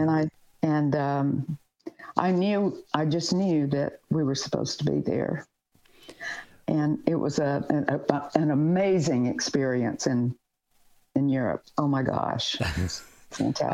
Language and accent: English; the South, United States; moved away as an adult; been in the South and really not gone a lot of places out of my stomping grounds